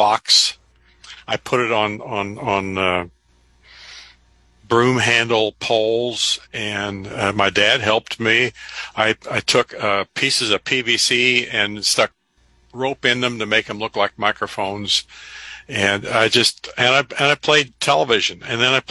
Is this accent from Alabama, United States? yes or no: no; Evansville, Indiana, United States; moved away as an adult; now in Lincoln, United States; when I was in Cub Scouts in my hometown, Evansville, Indiana